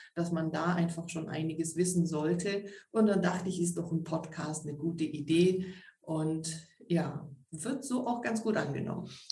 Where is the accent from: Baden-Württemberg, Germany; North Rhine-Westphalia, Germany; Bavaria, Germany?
Baden-Württemberg, Germany; Stuttgart; also born or lived in Tübingen; Geboren, aufgewachsen bin ich so im Süden Deutschlands, im Raum, Großraum Stuttgart